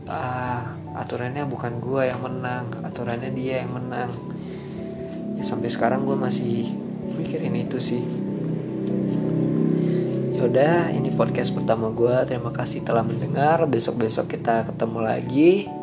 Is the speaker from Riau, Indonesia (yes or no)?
yes; Pekanbaru, Riau, Indonesia; born there; Gue lahir di Pekanbaru tanggal 2 April